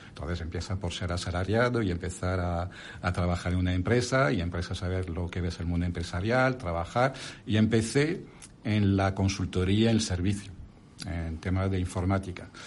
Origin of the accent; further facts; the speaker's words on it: France; accent: French; Spanish is a second language; moved away as an adult; now in Spain; como mi acento y mi nombre lo indica, soy francés de origen, pero ahora ya soy más español que, que, francés, porque ya he pasado más de la mitad de mi vida en España